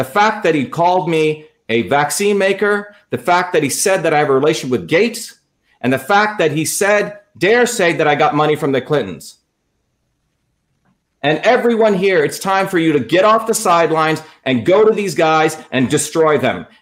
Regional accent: India; moved away; I came as an untouchable from India.

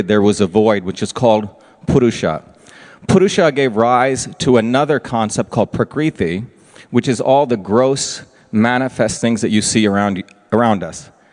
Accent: Mumbai, Maharashtra, India; I grew up in Bombay, India. But in India, I grew up in two worlds, in this very intense city. But I also grew up in a very rural place, a village in India.

